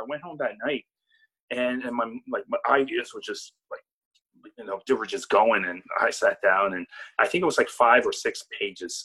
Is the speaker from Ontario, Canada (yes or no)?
no; Nova Scotia, Canada; I'm not only representing like you know Nova Scotia